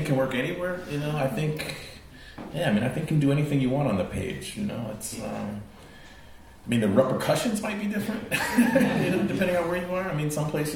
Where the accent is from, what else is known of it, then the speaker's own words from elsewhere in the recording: United States; I'm American